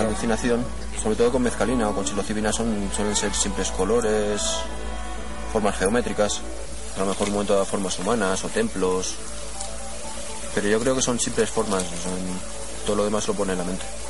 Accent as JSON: {"language": "Spanish", "town": "Madrid", "region": "Community of Madrid", "country": "Spain", "said": "de Madrid"}